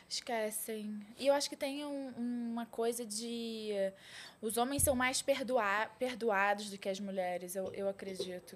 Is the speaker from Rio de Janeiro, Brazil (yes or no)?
yes; Rio de Janeiro, Brazil; Nascida e criada no Rio de Janeiro